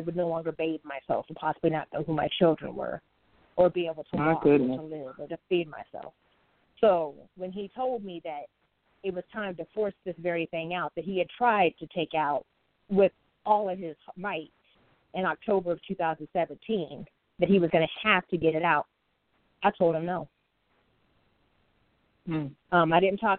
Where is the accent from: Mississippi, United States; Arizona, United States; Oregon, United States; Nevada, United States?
Arizona, United States; I am a native from Arizona. I was born and raised there.